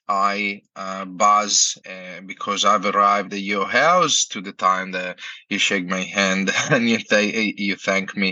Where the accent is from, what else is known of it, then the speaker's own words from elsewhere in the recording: Italy; moved away as an adult; now in Australia; I'm from Italy and I'm a chef